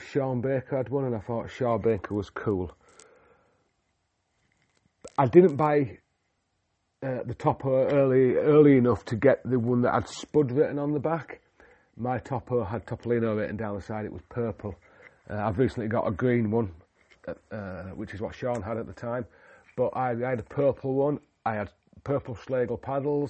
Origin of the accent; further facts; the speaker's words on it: Yorkshire and the Humber, United Kingdom; moved away; also born or lived in North Wales / Himalayas; I'm a Yorkshireman from the UK